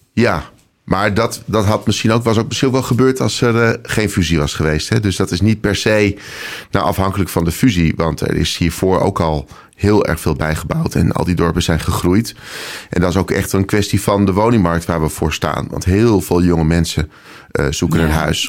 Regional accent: Nijkerk, Gelderland, Netherlands; moved away; also born or lived in Apeldoorn / Amsterdam; geboren in Nijkerk op de Veluwe. Eh, vijf jaar in Apeldoorn gewoond

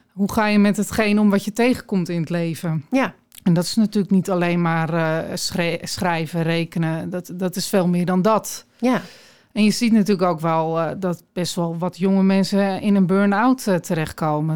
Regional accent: Aalsmeer, North Holland, Netherlands; also born or lived in Sri Lanka; now in Alkmaar, Netherlands; ik ben in Aalsmeer opgegroeid

